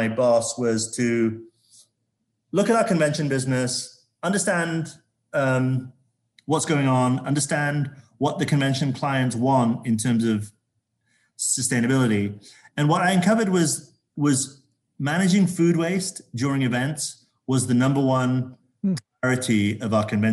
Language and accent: English; Zambia; now in Las Vegas, United States; I grew up in Zambia in Africa, and I saw quite a lot of poverty and pollution around me. I grew up in a mining town in Zambia